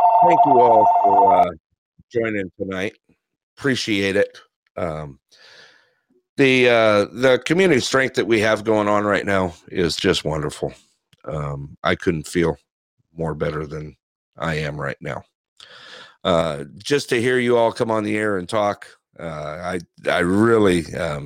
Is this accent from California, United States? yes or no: yes; Big Bear, California, United States; now in Alaska, United States; I grew up, as you guys know, I grew up in a small town. You know, when I grew up in Big Bear, it was, when I first moved there